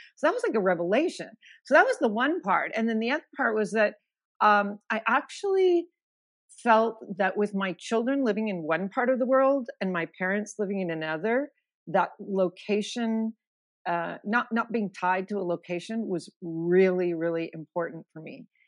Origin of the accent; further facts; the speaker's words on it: Missoula, Montana, United States; moved away as an adult; I'm originally from Missoula, Montana, and I spent, um, eighteen wonderful years growing up there.